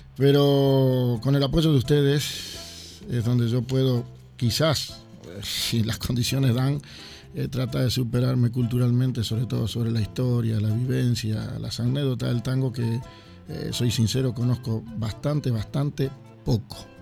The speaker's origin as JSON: {"language": "Spanish", "country": "Uruguay", "moved": "yes", "lives_now": "Sweden", "said": "yo como uruguayo"}